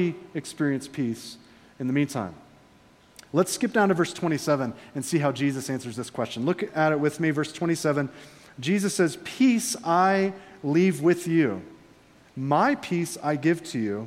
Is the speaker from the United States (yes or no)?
yes; Florida, United States; I'm from Florida.